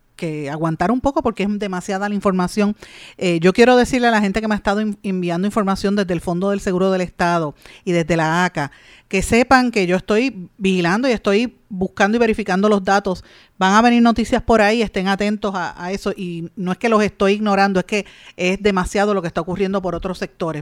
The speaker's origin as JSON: {"language": "Spanish", "town": "Guaynabo", "country": "Puerto Rico", "tie": "born or raised there", "said": "yo soy de Guainabo, en mi pueblo de Guainabo"}